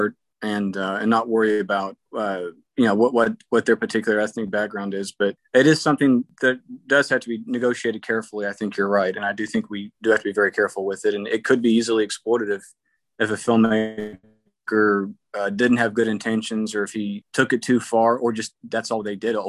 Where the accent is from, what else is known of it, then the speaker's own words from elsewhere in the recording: Oklahoma, United States; My hometown newspaper in Oklahoma